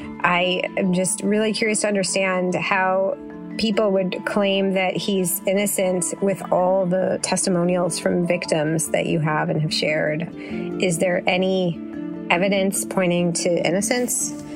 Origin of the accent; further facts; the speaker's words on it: San Francisco, California, United States; I'm from San Francisco.